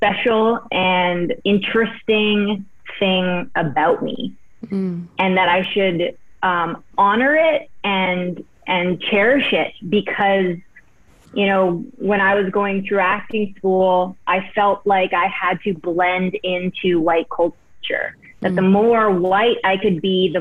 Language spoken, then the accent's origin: English; Prince George, British Columbia, Canada; moved away; also born or lived in Vancouver / Los Angeles; I grew up in Prince George